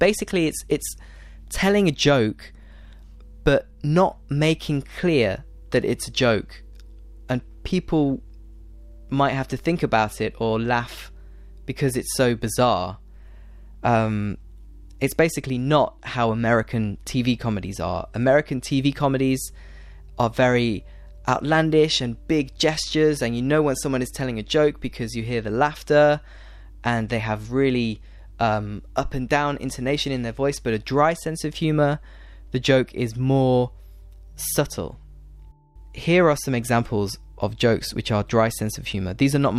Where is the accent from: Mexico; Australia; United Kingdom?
United Kingdom; for me, as a British person, that's a really funny joke.